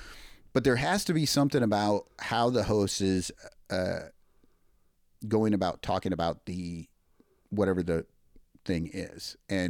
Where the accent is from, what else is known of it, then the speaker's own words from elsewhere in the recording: LeClaire, Iowa, United States; moved away; Yeah, I grew up in Eastern Iowa, right across the street in LeClaire. So just north of the Quad Cities and right across the street from the Mississippi.